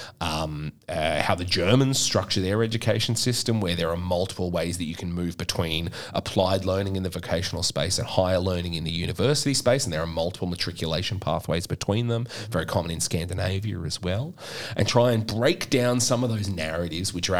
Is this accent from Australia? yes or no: yes; Queensland, Australia; I'm from Queensland